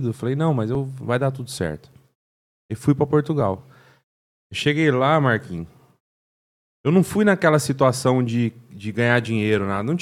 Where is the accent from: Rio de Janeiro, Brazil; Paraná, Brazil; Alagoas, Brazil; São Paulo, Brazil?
Paraná, Brazil; Cambé; E, e aí cresci em Cambé, aí minha mãe colocou eu no Senai.